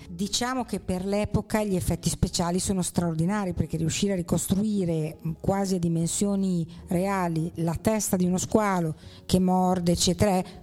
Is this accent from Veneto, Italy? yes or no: no; Rimini, Emilia-Romagna, Italy; sono riminese